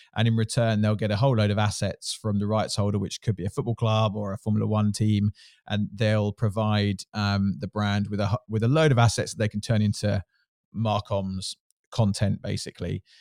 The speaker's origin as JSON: {"language": "English", "area": "Surrey", "region": "South East England", "country": "United Kingdom", "tie": "born or raised there", "said": "I grew up in Surrey"}